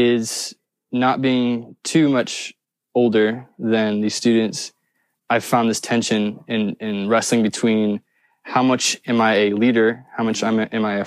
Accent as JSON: {"language": "English", "region": "Indiana", "country": "United States", "said": "I'm from Indiana, the state of Indiana"}